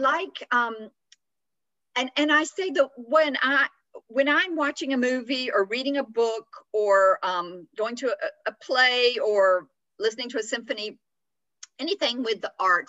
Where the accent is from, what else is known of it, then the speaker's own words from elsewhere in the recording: Atlanta, Georgia, United States; moved away as an adult; also born or lived in France; where I grew up in Atlanta